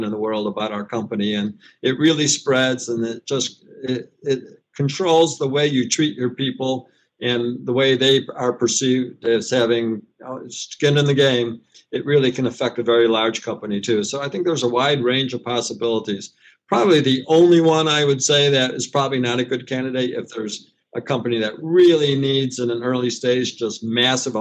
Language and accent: English; United States; as an American